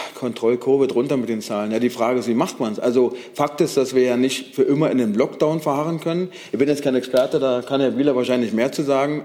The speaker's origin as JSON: {"language": "German", "region": "Brandenburg", "country": "Germany", "said": "ich komme aus Brandenburg, äh, kurz vor der Grenze von Berlin"}